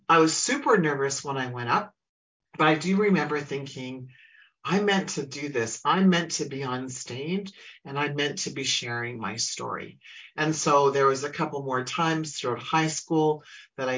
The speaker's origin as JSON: {"language": "English", "town": "Humboldt", "region": "Saskatchewan", "country": "Canada", "tie": "born or raised there", "moved": "yes", "lives_now": "Alberta, Canada", "said": "I grew up in Saskatchewan, which is a province next to me where I live in the province of Alberta"}